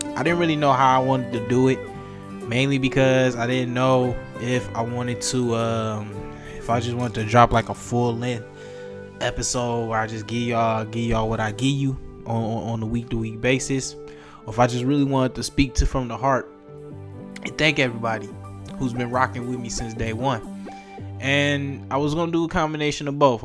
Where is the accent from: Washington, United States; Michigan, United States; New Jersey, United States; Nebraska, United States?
Michigan, United States; Detroit; growing up in Detroit